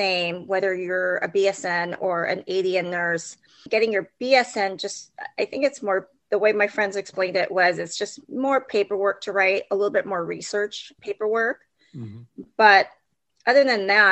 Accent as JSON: {"language": "English", "town": "Cypress", "region": "California", "country": "United States", "tie": "born or raised there", "said": "I grew up in Cypress, California."}